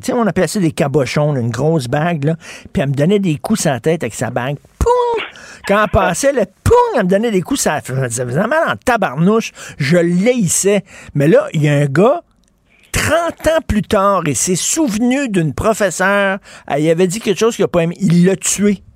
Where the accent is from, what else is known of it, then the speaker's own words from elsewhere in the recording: Montreal, Quebec, Canada; j'ai grandi à Verdun